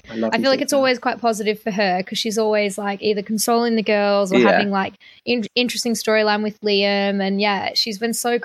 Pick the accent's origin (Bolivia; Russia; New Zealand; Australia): Australia; I'm Australian